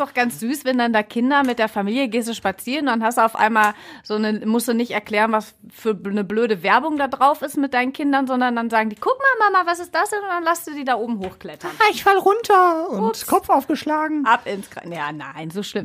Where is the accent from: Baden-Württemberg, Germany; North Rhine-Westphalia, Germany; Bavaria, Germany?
North Rhine-Westphalia, Germany; Ruhr area; also born or lived in Essen; hier bei uns im Ruhrpott